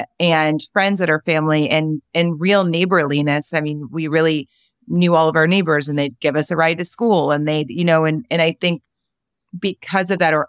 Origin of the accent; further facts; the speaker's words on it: New Orleans, Louisiana, United States; In New Orleans. I actually feel like because I grew up, I feel like New Orleans is such a huge part of my personality and identity.